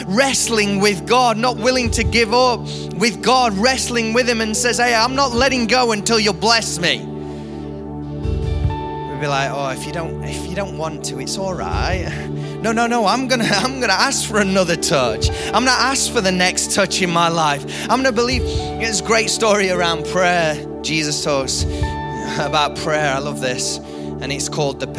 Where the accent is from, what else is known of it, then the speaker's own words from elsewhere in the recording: United Kingdom; we're British